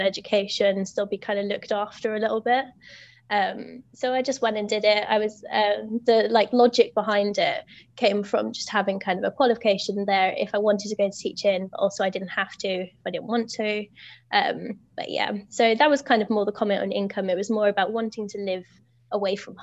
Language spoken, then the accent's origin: English; United Kingdom; I'm a British teacher.